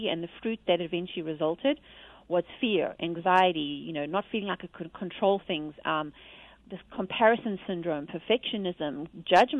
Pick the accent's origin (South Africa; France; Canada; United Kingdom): South Africa; I'm from South Africa